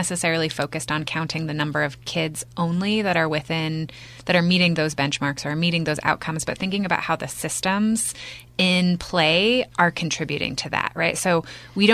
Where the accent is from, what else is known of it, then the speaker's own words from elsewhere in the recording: Bend, Oregon, United States; moved away as an adult; I'm born and raised in Bend. I graduated from Mountain View High School